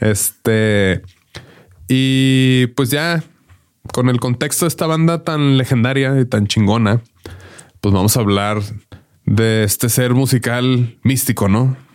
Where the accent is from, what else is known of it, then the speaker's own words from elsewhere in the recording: Mexico; nosotros vivíamos acá en México